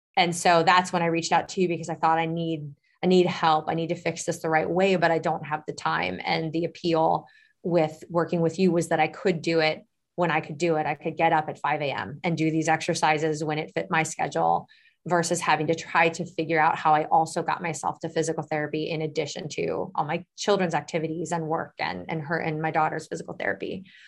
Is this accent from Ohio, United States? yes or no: yes; Medina, Ohio, United States; I am actually, uh, from Medina, Ohio, which is about a half hour south of Cleveland